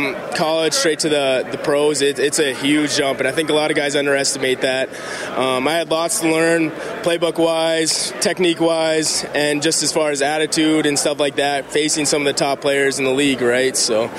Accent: Edmonton, Alberta, Canada; moved away as an adult; now in Calgary, Canada; Just coming back to my hometown

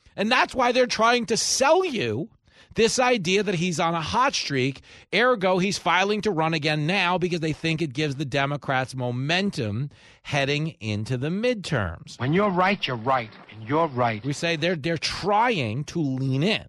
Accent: New York, United States; here in my home state of New York

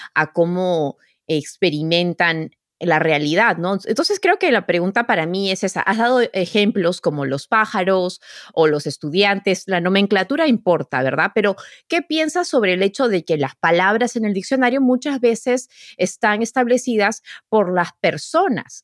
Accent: New Jersey, United States; also born or lived in Peru; now in New York, United States; yo soy peruana de Nueva Jersey

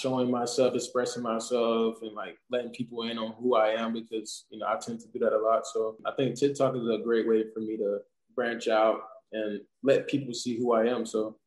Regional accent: South Georgia, United States; moved away as an adult; now in Indianapolis, United States; I'm from South Georgia

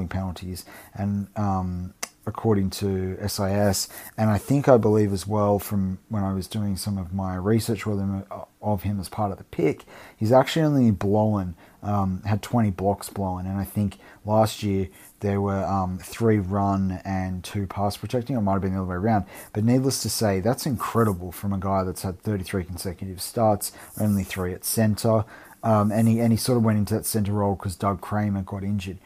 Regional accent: Australia; as an Aussie

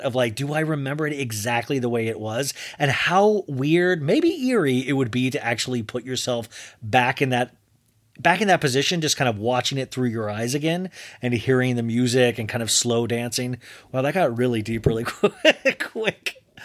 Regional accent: Kansas, United States; moved away; I grew up in Kansas

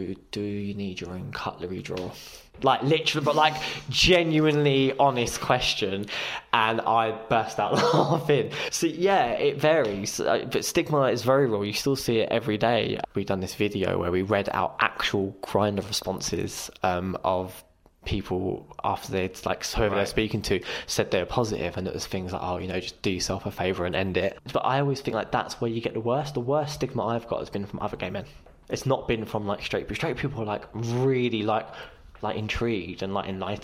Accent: London, United Kingdom; I'm from London

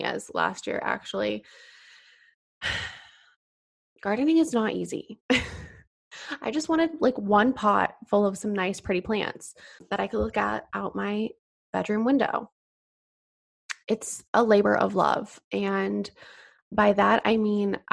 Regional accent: Colorado, United States; now in California, United States; I grew up in Colorado in a small town.

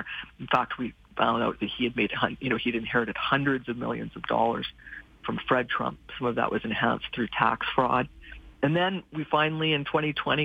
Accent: Calgary, Alberta, Canada; moved away; I was born and raised in Calgary, and I grew up in around Brentwood

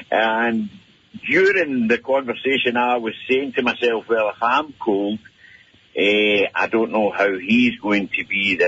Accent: Scotland, United Kingdom; moved away as an adult; now in Edmonton, Canada; obviously I'm Scottish, only been in Canada 8 years

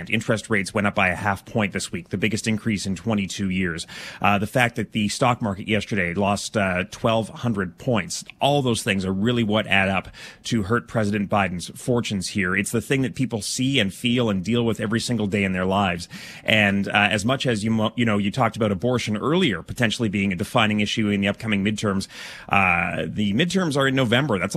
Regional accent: Calgary, Alberta, Canada; moved away; From Calgary, yeah.

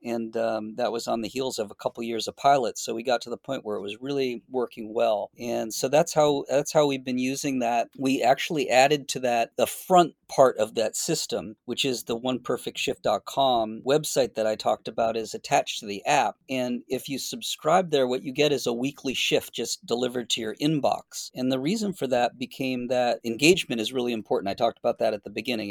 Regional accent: Boston, Massachusetts, United States; moved away as an adult; also born or lived in Florida / San Francisco; now in north of San Francisco, United States; I grew up in Boston

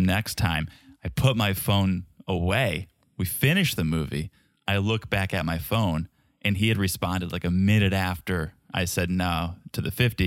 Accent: Connecticut, United States; I grew up in Connecticut, six-hour drive to Montreal

